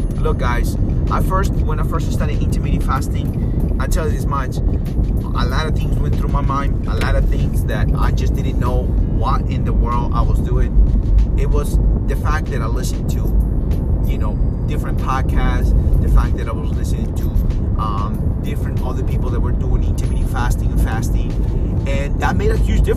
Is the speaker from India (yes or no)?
no; Peru; I'm from Peru. Peru